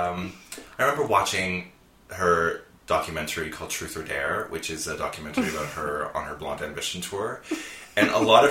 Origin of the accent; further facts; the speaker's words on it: Cobourg, Ontario, Canada; Well, growing up in Cobourg was great